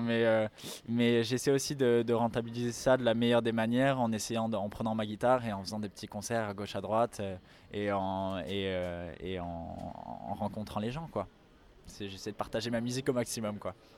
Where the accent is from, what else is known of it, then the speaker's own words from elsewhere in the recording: France; je suis né en France, mais mes deux parents euh, sont d'origine polonaise